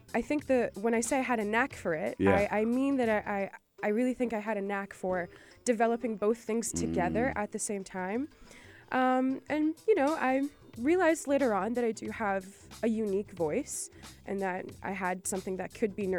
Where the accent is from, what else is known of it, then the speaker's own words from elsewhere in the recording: California, United States; now in Saudi Arabia; I grew up in the States, in the good state of California